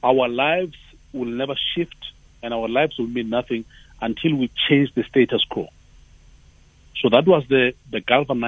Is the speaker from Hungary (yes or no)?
no; Tembisa, Gauteng, South Africa; I'm from Tembisa